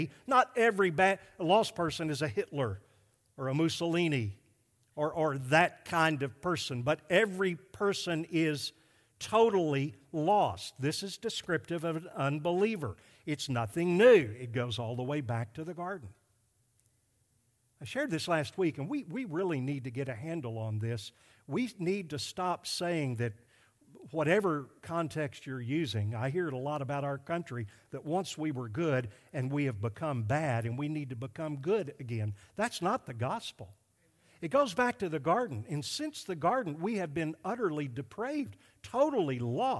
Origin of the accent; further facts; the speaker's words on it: Arkansas, United States; I came from Arkansas, and we're less sinful there.